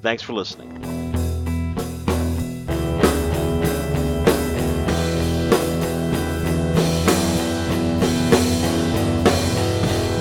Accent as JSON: {"language": "English", "region": "New Jersey", "country": "United States", "said": "We're all from New Jersey"}